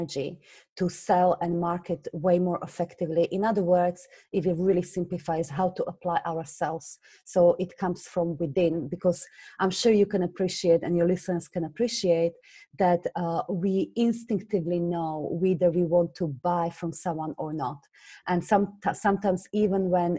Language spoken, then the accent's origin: English; Slovakia; English is a second language; moved away as an adult; now in London, United Kingdom; you hear from my accent, I originally come from Slovakia. I moved to England when I was just 19